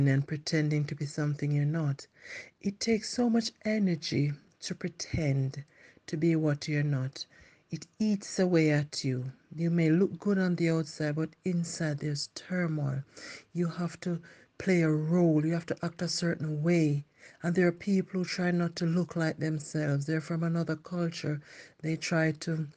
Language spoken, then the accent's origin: English; Jamaica; accent: Jamaican; moved away; I try to keep my Jamaican accent as much as I can